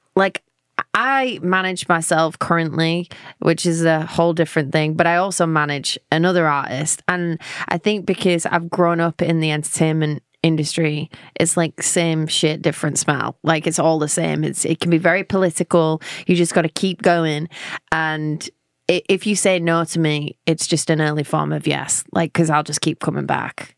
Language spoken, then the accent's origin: English; London, United Kingdom; accent: London; moved away as an adult; now in Nashville, United States; I'm from England